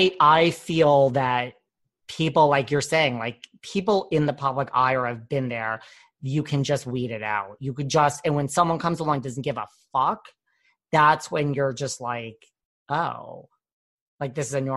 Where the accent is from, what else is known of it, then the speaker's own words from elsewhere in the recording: New York, United States; I'm from the New York area.